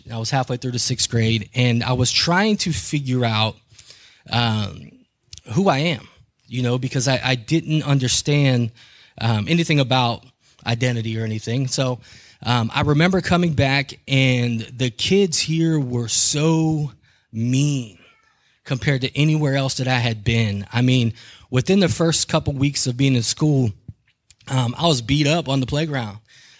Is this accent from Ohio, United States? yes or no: yes; Steubenville, Ohio, United States; born there; also born or lived in Kentucky / Honolulu / Killeen; I was born in Steubenville, but I lived in Mingo. And at 2 years old, we moved out of the area